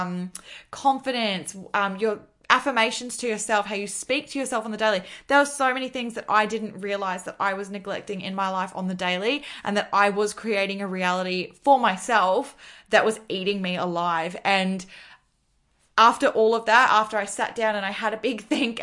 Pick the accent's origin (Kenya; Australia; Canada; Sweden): Australia; also born or lived in Gold Coast, Queensland; I am from Australia